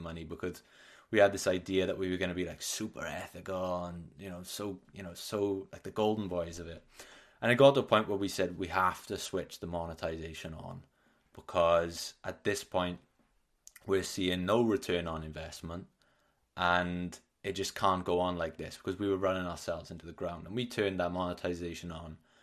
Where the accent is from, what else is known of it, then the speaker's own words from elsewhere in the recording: Wales, United Kingdom; I like to identify as Welsh rather than British.